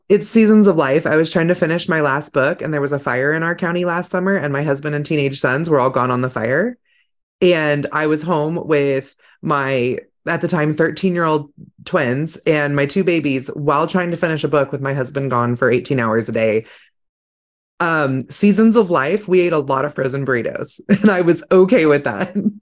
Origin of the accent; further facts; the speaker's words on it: California, United States; I grew up in California